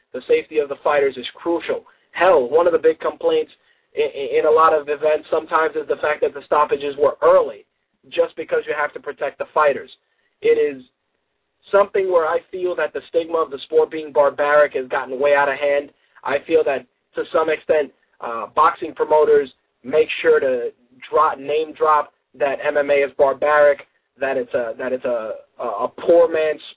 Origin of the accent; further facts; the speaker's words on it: New York, United States; as a New Yorker